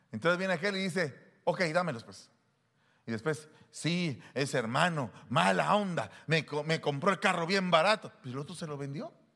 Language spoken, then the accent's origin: Spanish; Guatemala; había vivido en esos dos años como que era gringo siendo guatemalteco